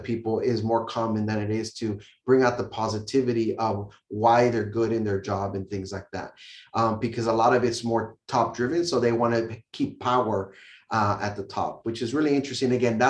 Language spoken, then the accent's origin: English; the South, United States; You know, coming in here in Maine, it's like I came from the South, very different.